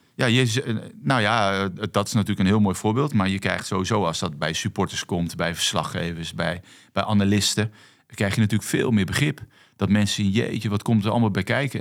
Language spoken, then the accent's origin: Dutch; Netherlands; also born or lived in Netherlands Antilles; Ik ben natuurlijk gewoon opgegroeid in Nederland. En voor mij is Nederland thuis